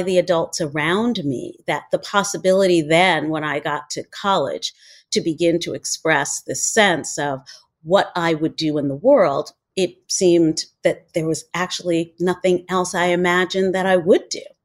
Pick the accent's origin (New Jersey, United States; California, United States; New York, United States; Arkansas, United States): New York, United States; New York City; I grew up in New York City